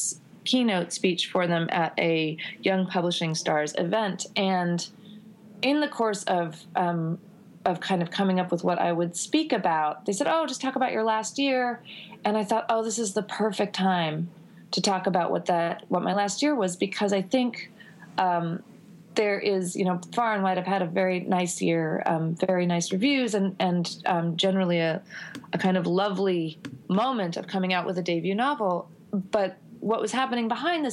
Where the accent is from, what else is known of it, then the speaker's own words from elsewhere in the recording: United States; I have been born and raised in this country